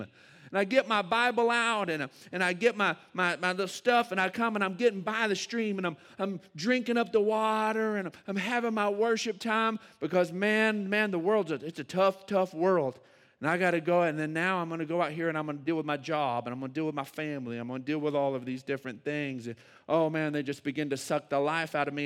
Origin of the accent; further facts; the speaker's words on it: Odessa, Texas, United States; moved away as an adult; now in San Angelo, United States; I grew up in Odessa